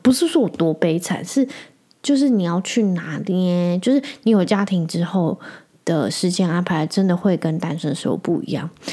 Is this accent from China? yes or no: no; Penghu County, Taiwan; moved away as an adult; also born or lived in Kaohsiung; 我是在澎湖长大的嘛。 所以我对澎湖应该，我每次回去就是我只要，因为我高中毕业之后，我就到台湾本岛、高雄去